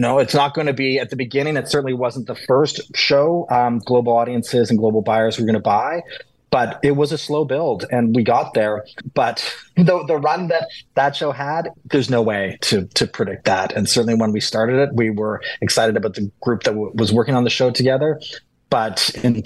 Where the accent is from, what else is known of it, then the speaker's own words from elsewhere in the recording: Canada; as a Canadian producer